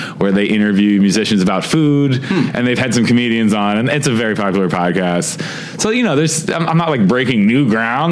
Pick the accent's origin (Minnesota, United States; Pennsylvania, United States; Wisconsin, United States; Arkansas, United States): Pennsylvania, United States; Philadelphia; moved away as an adult; now in Los Angeles, United States; I grew up in Philly, moved out to LA for school